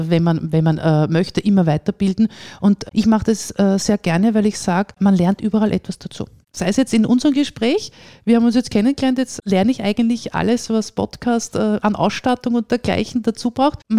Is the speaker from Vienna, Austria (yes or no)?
yes; Vienna, Austria; now in Salzburg, Austria; ich bin auch Wienerin. Ja? Ich, ich komme aus Wien, lebe aber jetzt, wie gesagt, seit äh, 20 Jahren hier, fühle mich als Salzburgerin.